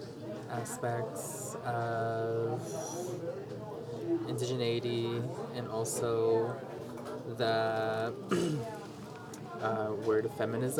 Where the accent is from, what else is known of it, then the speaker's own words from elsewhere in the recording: Big Mountain and Black Mesa region, Arizona, United States; now in Flagstaff, United States; I currently reside in Flagstaff. But I'm originally from the Big Mountain and Black Mesa region